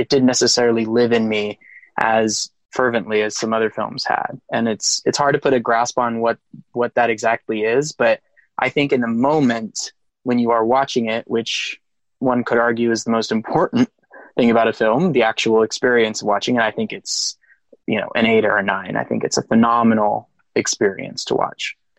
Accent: Texas, United States; I'm from Texas

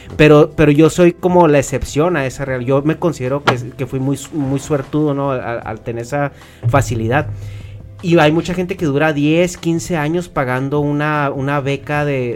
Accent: Chihuahua, Mexico; nosotros somos de Chihuahua

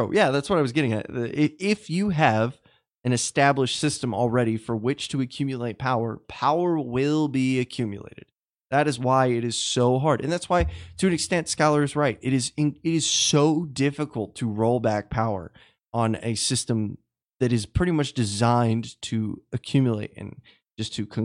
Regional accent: Texas, United States; Uh, Ryan, I, I'm I'm from Texas.

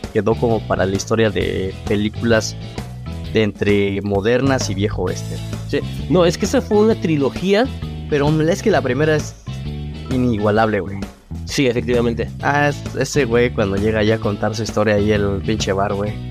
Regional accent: Mexico; el mexicano tenemos esa parte

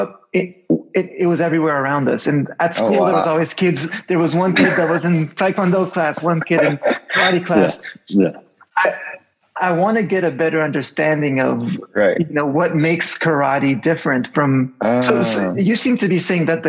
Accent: Canada; I grew up in Canada

